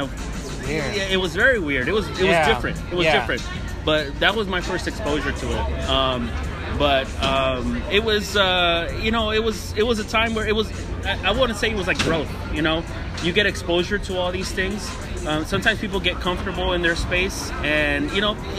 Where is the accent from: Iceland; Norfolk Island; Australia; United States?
United States; Inglewood, California; also born or lived in Santa Monica; I was born and raised in Inglewood. And I grew up there, and I lived there for about 30 years